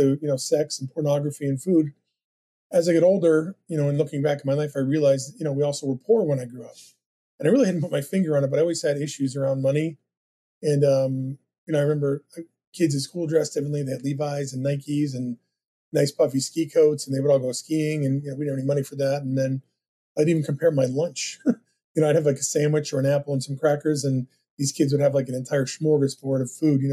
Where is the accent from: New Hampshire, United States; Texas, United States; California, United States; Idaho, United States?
New Hampshire, United States; also born or lived in Brooklyn, New York; they moved from, you know, when I was born in Brooklyn to New Hampshire.